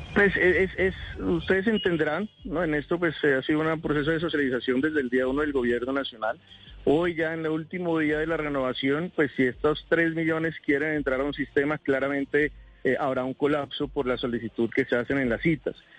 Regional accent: Colombia

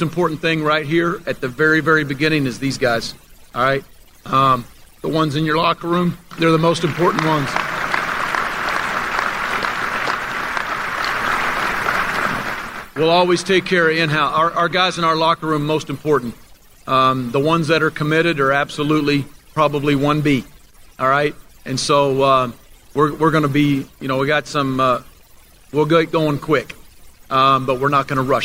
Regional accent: Oklahoma, United States; now in Lubbock, United States; I'm from Oklahoma

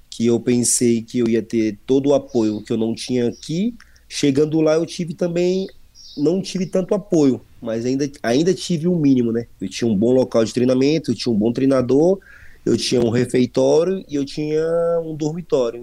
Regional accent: Brasília, Federal District, Brazil; moved away as an adult; also born or lived in São Paulo; Eu sou natural de Brasília, Distrito Federal

